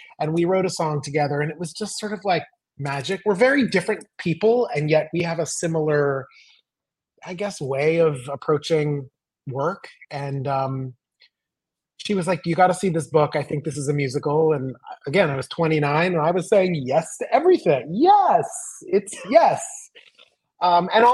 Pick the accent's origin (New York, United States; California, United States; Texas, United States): California, United States; Los Angeles; moved away; I grew up in Los Angeles or suburbs